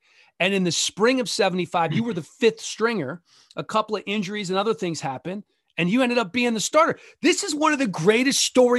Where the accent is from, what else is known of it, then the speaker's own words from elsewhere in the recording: Manila, Metro Manila, Philippines; born there; I was in the Philippines. And I don't think we had the Division II National Championship game on in the Manila Hospital in the Philippines.